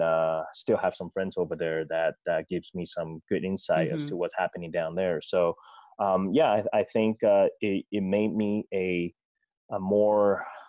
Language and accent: English; Federal Way, Washington, United States; I grew up down in Federal Way. Mm-hmm. You know, back then it was a small town. Now it's a city.